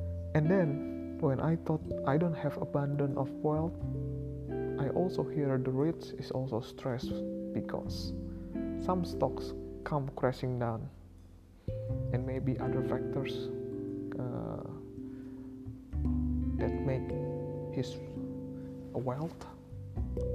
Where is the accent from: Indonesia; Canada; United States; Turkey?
Indonesia; I am from Indonesia